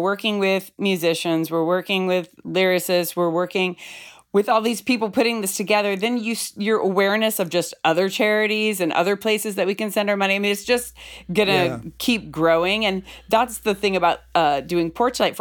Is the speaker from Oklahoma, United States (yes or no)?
no; Bay Area, California, United States; moved away as an adult; now in Brooklyn, United States; I'm born and raised in the Bay Area, but I live in Brooklyn, New York right now